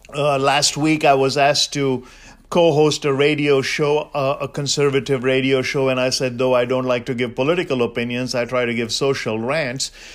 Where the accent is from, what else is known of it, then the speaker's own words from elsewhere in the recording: India; I'm Indian